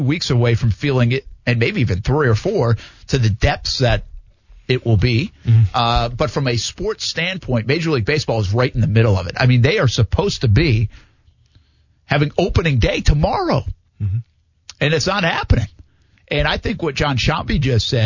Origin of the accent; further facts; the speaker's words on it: New England, United States; moved away; I grew up in New England